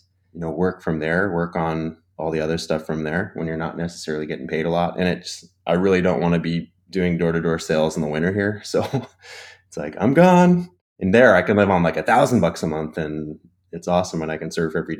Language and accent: English; Ontario, Canada; I'm from Ontario.